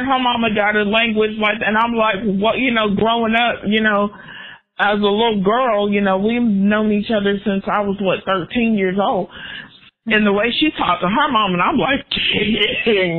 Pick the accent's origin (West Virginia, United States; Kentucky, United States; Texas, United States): Texas, United States; moved away as an adult; also born or lived in Oklahoma; I'm from Texas